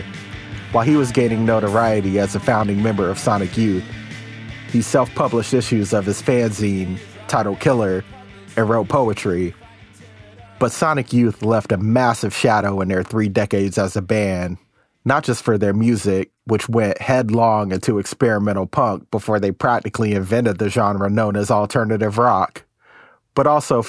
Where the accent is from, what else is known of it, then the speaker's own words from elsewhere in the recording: Tacoma, Washington, United States; Being a Pacific Northwest guy, I had to start with the …. I'm actually from Tacoma.